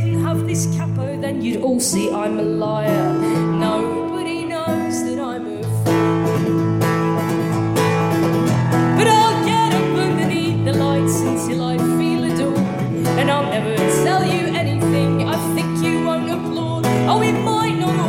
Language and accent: English; England, United Kingdom; I'm fucking English